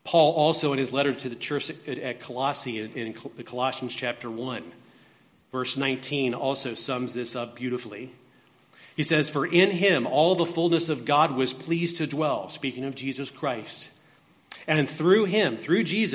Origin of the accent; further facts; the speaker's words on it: United States; I was born in the United States of America, that I'm a U.S. citizen